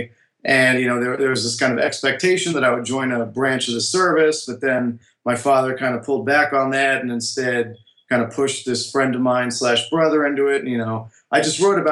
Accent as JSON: {"language": "English", "town": "Miami", "region": "Florida", "country": "United States", "also_born_or_lived": "New York", "moved": "yes", "said": "I'm from Miami, Florida"}